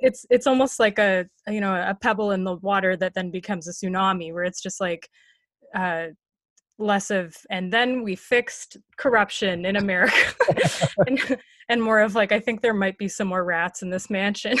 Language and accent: English; Canada; I feel like maybe this is an excuse, but like being Canadian